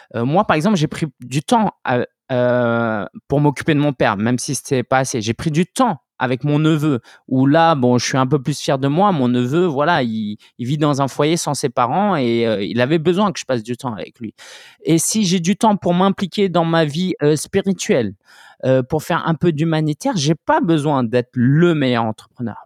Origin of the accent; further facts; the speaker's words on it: France; je suis français d'origine chinoise